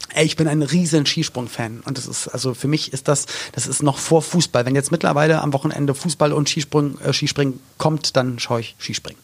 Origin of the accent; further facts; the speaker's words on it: Berlin, Germany; Ich komme halt aus West-Berlin